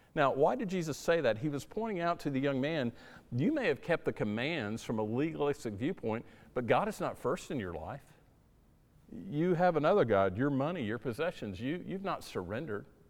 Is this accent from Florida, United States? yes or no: yes; South Florida, United States; moved away; where I grew up in South Florida